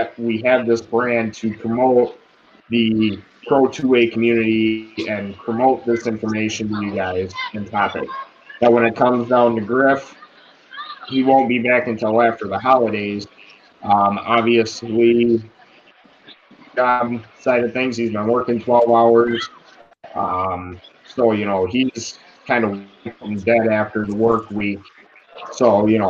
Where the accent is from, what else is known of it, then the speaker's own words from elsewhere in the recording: United States; we're all American